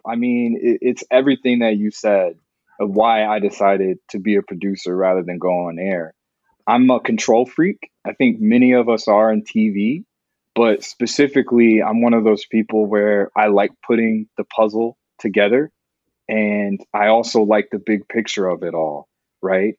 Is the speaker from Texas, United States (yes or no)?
yes; Dallas, Texas, United States; moved away; also born or lived in New York; I'm from Dallas